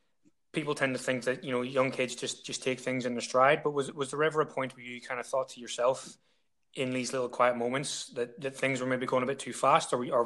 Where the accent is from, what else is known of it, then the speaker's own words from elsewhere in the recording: Ireland; I'm Irish, and I was only 15 when that game was played